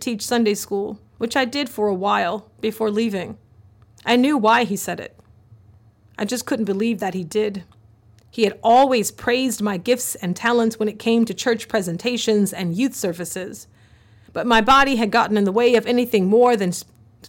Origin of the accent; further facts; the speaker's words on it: the South, United States; When I was growing up in the South in the early 1990s